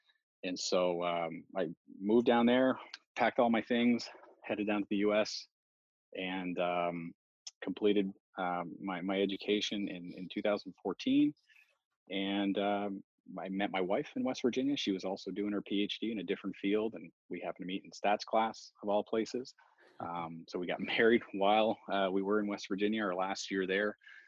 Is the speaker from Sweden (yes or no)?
no; Halifax, Nova Scotia, Canada; a lot of people don't realize that I'm French Canadian. But I mean, I grew up in Halifax.